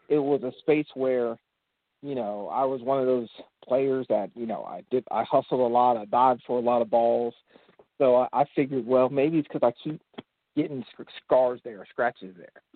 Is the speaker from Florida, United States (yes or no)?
yes; Central Florida, United States; moved away as an adult; now in Atlanta, United States; I am from Atlanta, Georgia. I mean, I guess I am technically from Central Florida, but I've lived in Atlanta, Georgia the last 20 years